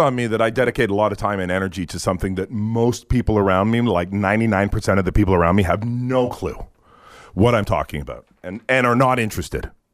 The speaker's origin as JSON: {"language": "English", "region": "England", "country": "United Kingdom", "moved": "yes", "lives_now": "Canada", "said": "I am English"}